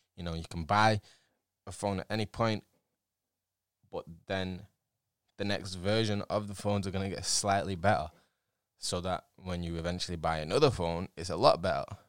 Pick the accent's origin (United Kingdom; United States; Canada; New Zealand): United Kingdom; England; I'm English